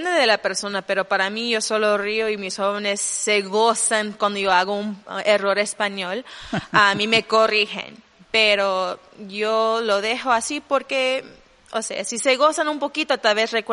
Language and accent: Spanish; Honduras; born there; Spanish is a second language; Bueno, yo nací en Honduras, pero me tomó mucho tiempo para entender um, el español